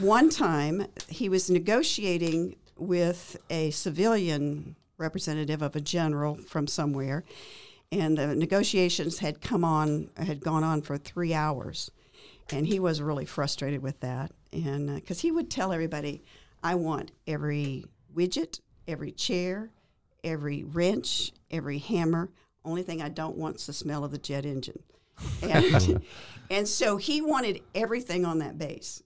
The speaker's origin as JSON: {"language": "English", "area": "near Corpus Christi", "region": "South Texas", "country": "United States", "tie": "born or raised there", "moved": "yes", "lives_now": "Waco, United States", "said": "I grew up in South Texas, near Corpus Christi."}